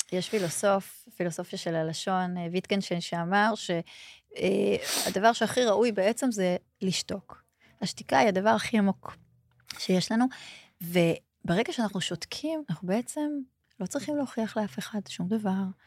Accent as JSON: {"language": "Hebrew", "town": "Holon", "region": "Tel Aviv District", "country": "Israel", "tie": "born or raised there", "also_born_or_lived": "Ramat HaSharon", "said": "נולדתי בחולון"}